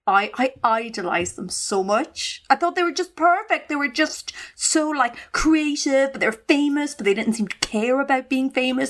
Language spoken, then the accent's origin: English; Ireland; growing up in the Irish countryside